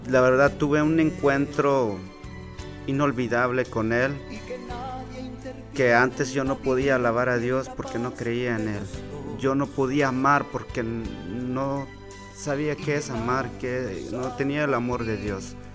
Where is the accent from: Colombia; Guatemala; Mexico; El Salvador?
Guatemala; moved away as an adult; now in United States; yo, yo, me vine desde Guatemala, tenía 19 años, Realmente tenía muchos problemas en mi familia. Ah, cuando yo estaba en Guatemala tres veces traté de quitarme la vida